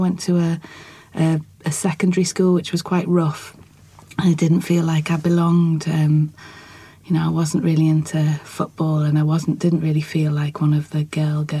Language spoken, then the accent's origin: English; Liverpool, North West England, United Kingdom; now in Newcastle, United Kingdom; where I lived, where I was brought up in Liverpool. I live in Newcastle now.